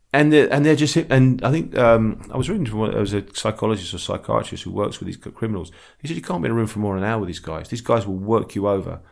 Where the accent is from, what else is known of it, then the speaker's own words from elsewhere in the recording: London, United Kingdom; I'm from the East End, so we call women girls